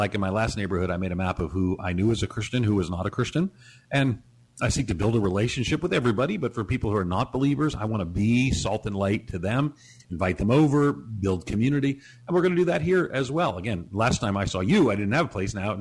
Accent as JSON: {"language": "English", "town": "New York City", "region": "New York", "country": "United States", "tie": "born or raised there", "also_born_or_lived": "Chicago", "moved": "yes", "said": "I grew up in New York City and then I lived in Chicago"}